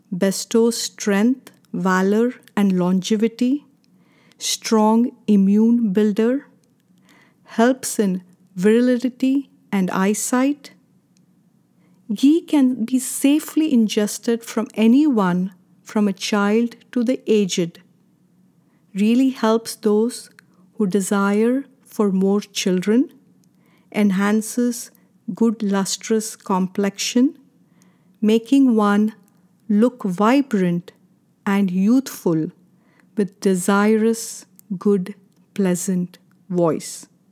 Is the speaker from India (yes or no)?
yes; India; Growing up in India, this was a customary ritual in my parents' house